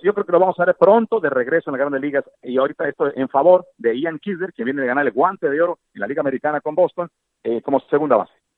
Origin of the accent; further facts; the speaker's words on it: Tijuana, Baja California, Mexico; now in San Diego, United States; yo soy nacido en Tijuana, tengo viviendo en San Diego pues muchísimos años, ya más de 30